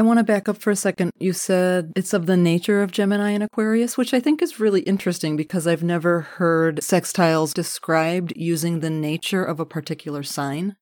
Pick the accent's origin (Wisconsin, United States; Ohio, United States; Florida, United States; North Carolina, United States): Wisconsin, United States; Milwaukee; I'm from the Milwaukee area